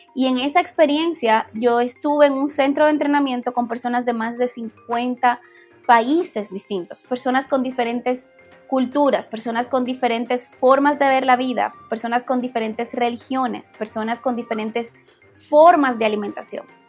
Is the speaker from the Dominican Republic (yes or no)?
yes; Dominican Republic; moved away; como dominicanos